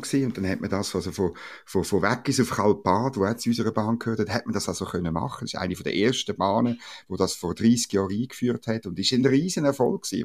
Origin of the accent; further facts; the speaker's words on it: Switzerland; als Schweizer